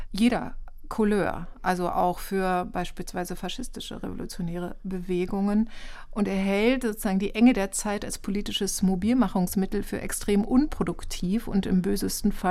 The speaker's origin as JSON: {"language": "German", "region": "East Germany", "country": "Germany", "tie": "born or raised there", "said": "ich bin in der DDR aufgewachsen, ist die Gefahr einer Freiheitsbeschränkung für mich sozusagen kein leeres Wort"}